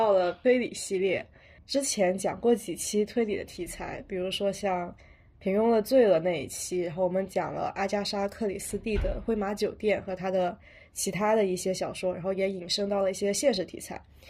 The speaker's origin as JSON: {"language": "Chinese", "country": "China", "said": "作为一个中国人，我觉得虽然国推它的发展远没有像日推或者是像西方就有那么多的积淀吧"}